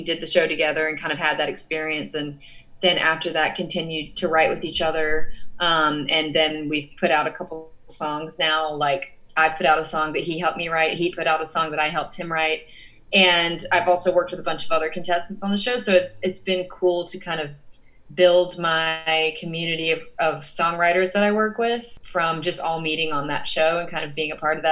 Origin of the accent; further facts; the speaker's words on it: Georgia, United States; moved away as an adult; now in Los Angeles, United States; I am from Georgia, so like I grew up around country music. I grew up around the South.